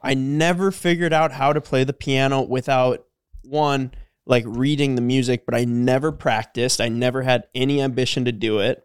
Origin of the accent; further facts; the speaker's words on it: Cormorant, Minnesota, United States; we're from Cormorant